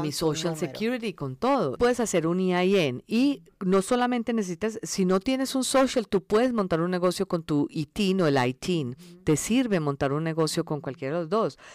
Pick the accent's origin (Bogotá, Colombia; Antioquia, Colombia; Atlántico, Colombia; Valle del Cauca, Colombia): Antioquia, Colombia; Medellín; first language Spanish; moved away as an adult; also born or lived in India; now in Los Angeles, United States; nací en la India, todos somos de la India, entonces cuando, cuando yo tenía cinco años nos fuimos para Colombia y yo crecí en Colombia, en Medellín